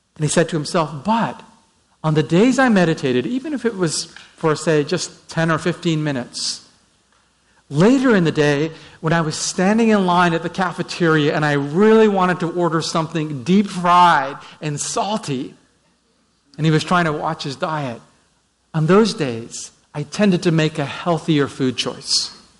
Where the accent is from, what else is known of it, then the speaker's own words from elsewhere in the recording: Vancouver, British Columbia, Canada; I'm from Vancouver uh, just north of Seattle on the coast.